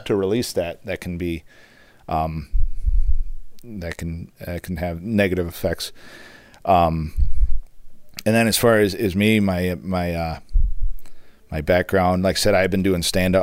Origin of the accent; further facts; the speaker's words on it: Charlevoix, Michigan, United States; I grew up in Charlevoix in the Midwest in a small town